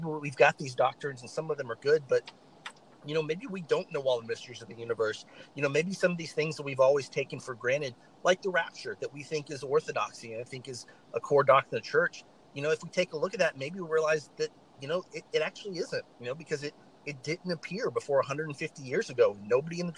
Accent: the South, United States; I'm from the South

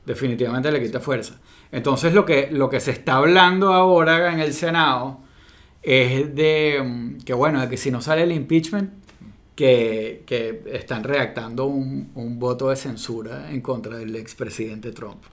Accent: Venezuela; now in United States; yo como venezolano-americano

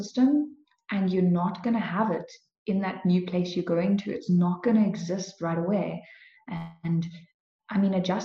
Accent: Cape Town, Western Cape, South Africa; moved away as an adult; now in Kempton Park, South Africa; I've always lived in Cape Town. I was always in Cape Town

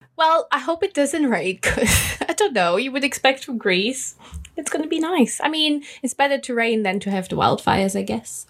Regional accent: Austria; moved away as an adult; now in United Kingdom; I'm originally from Austria

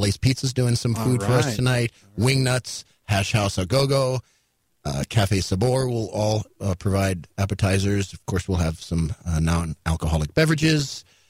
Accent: New York City, New York, United States; moved away as an adult; I grew up in New York City.

